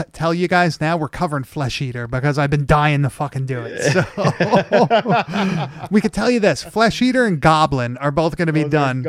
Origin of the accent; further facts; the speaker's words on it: Long Island, New York, United States; growing up on Long Island